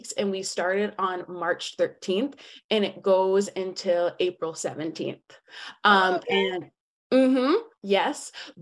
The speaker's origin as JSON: {"language": "English", "town": "Atlanta", "region": "Georgia", "country": "United States", "moved": "yes", "said": "I'm from Atlanta, Georgia"}